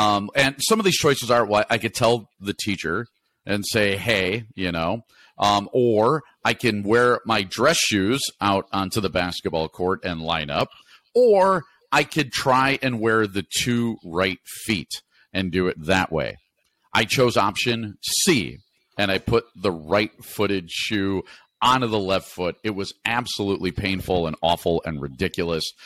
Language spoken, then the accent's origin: English; Naperville, Illinois, United States; I was from Naperville